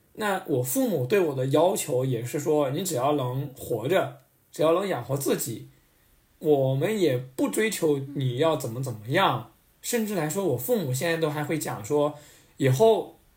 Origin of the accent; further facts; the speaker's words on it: mountainous area of northern Sichuan, China; 我们老家是在四，四川北部的山区